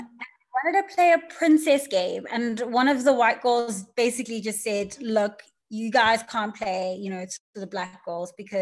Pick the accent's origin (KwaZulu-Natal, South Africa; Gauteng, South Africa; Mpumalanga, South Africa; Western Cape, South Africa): KwaZulu-Natal, South Africa; Durban; I grew up in Durban